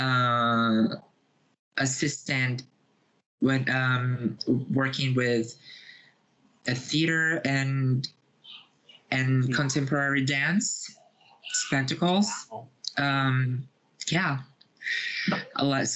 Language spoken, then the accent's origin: English; Rio de Janeiro, Brazil; moved away as an adult; now in São Paulo, Brazil; I live in Brazil. I was born and raised here. I was born in Rio de Janeiro, which is my birth city, but I live in São Paulo for 7 years now.